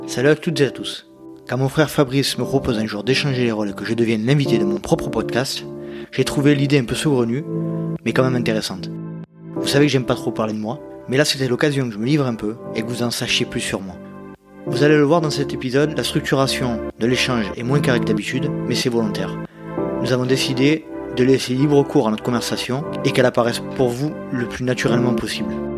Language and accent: French; Bouc-Bel-Air, Provence-Alpes-Côte d'Azur, France; j'ai grandi, euh, aux abords de Marseille, dans une, euh, ville qui s'appelle, euh, Bouc-Bélair